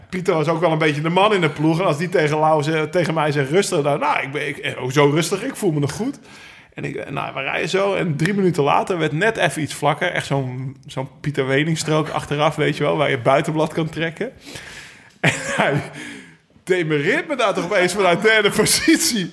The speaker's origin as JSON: {"language": "Dutch", "country": "Netherlands", "said": "als Nederlanders, als Hollandse jongens"}